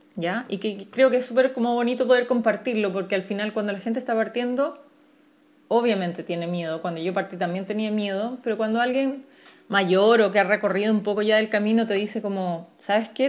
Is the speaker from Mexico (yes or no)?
no; Chile; soy una ilustradora chilena